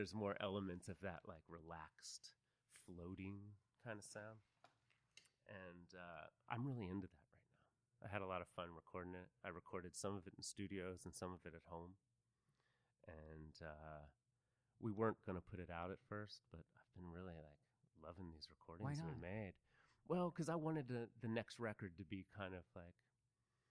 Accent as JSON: {"language": "English", "town": "Philadelphia", "region": "Pennsylvania", "country": "United States", "tie": "born or raised there", "also_born_or_lived": "Los Angeles, United States", "moved": "yes", "lives_now": "Austin, United States", "said": "I grew up on the East Coast in Philly, too"}